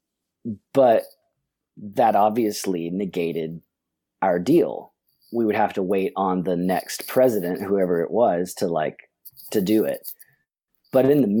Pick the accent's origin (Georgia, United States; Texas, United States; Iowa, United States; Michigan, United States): Georgia, United States; Atlanta; We're from Atlanta